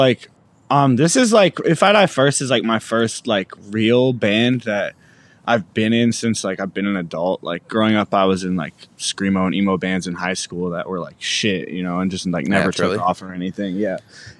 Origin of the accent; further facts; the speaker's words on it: Medicine Hat, Alberta, Canada; also born or lived in Edmonton; I grew up in Alberta. I was born in Edmonton, and then like when I was two, we moved to a city called Medicine Hat, which is like 2 or 3 hours from Calgary, in Alberta.